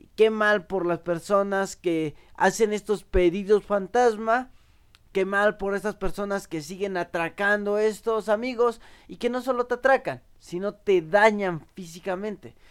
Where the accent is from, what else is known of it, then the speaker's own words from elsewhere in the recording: Mexico; nos reconoce como mexicanos